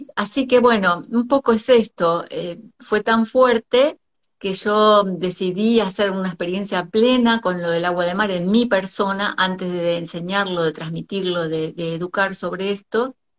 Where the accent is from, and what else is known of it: Argentina; also born or lived in Costa Rica